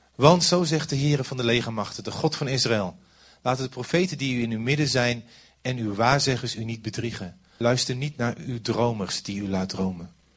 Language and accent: Dutch; Overijssel, Netherlands; ik kom maar uit Overijssel